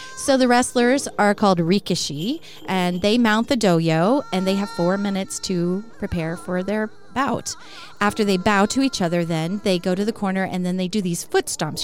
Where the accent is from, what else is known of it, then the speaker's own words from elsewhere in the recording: Texas, United States; I grew up in Texas